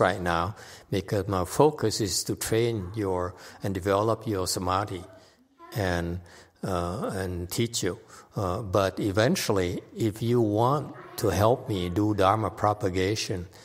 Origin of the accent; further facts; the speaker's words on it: United States; I'm so American.